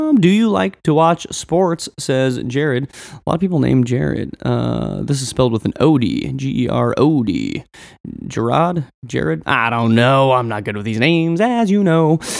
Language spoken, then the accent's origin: English; Western Nebraska, United States; Growing up in Western Nebraska, I was very much an outsider, rebellious type of dude.